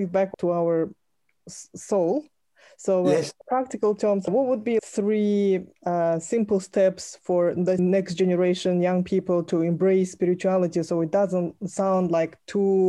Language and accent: English; Lake Baikal, Siberia, Russia; You probably passed by my home place in Siberia. I come from Lake Baikal.